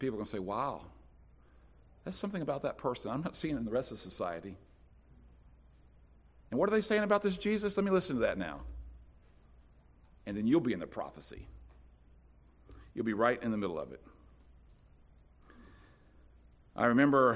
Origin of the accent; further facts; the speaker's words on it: Winston-Salem, North Carolina, United States; I'm from Winston-Salem